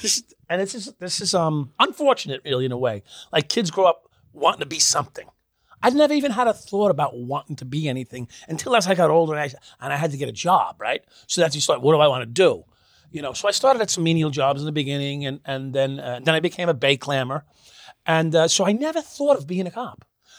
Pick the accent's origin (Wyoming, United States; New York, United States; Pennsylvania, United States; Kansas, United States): New York, United States; also born or lived in Brooklyn; Yeah, I was born on Flatlands in like 36th or 38th.